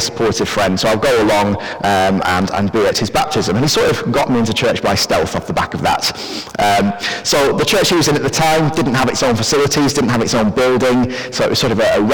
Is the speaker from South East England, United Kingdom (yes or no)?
no; Preston, North West England, United Kingdom; I grew up and I actually still live near Preston in Lancashire.